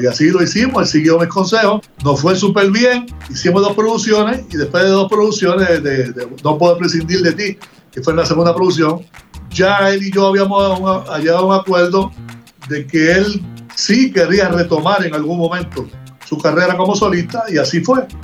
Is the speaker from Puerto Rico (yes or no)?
yes; Humacao, Puerto Rico; de mi pueblo Humacao